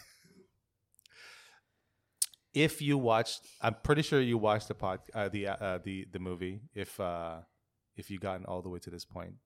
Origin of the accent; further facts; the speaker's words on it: Philippines; moved away; when I was growing up in the Philippines.